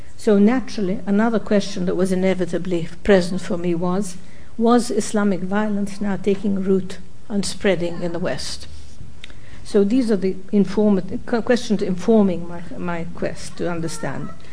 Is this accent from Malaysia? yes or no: no; Egypt; now in United States; Cairo and other cities in my home country